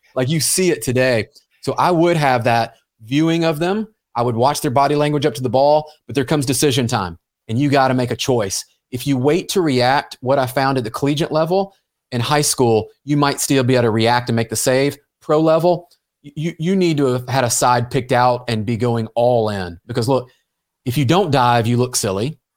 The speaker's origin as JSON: {"language": "English", "town": "Memphis", "region": "Tennessee", "country": "United States", "tie": "born or raised there", "moved": "yes", "said": "I grew up in Memphis, Tennessee"}